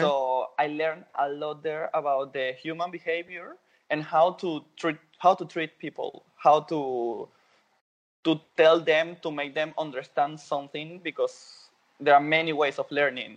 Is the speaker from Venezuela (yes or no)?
yes; Venezuela; born or raised there; English is a second language; moved away as an adult; now in Berlin, Germany